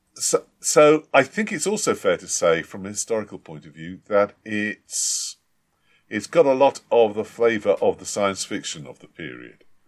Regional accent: United Kingdom; we, we're British

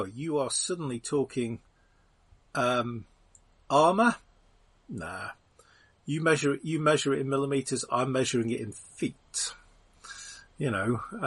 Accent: United Kingdom; as a Brit.

